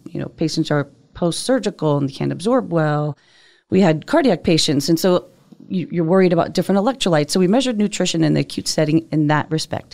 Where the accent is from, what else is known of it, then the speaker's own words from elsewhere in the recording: Northeast, United States; I'm from the Northeast.